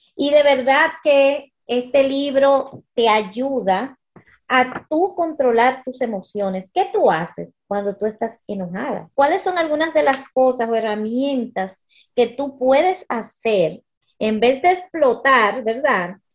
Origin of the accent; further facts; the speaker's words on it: United States; now in Dominican Republic; yo nací, me crié en, Estados Unidos, pero mis padres eh, son dominicanos